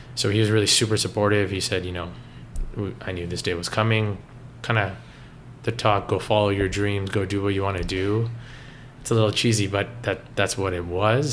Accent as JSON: {"language": "English", "town": "Richmond Hill", "region": "Ontario", "country": "Canada", "tie": "born or raised there", "said": "growing up in Toronto, it wasn't anything like that. I grew up in Richmond Hill"}